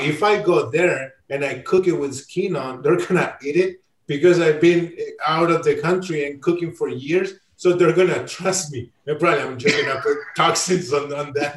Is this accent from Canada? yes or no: no; Chile; moved away; I'm from Chile